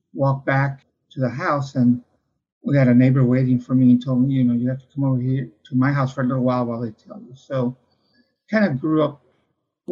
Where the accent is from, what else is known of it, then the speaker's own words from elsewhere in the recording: San Antonio, Texas, United States; also born or lived in New Braunfels, Texas; So when I was, I guess about 4 or 5, we moved from New Braunfels to San Antonio.